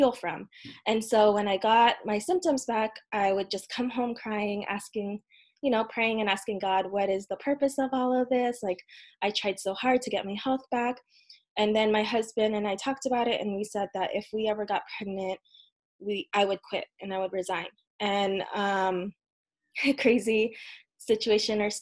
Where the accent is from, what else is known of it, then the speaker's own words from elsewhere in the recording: United States; also born or lived in Philippines; I was born here in the US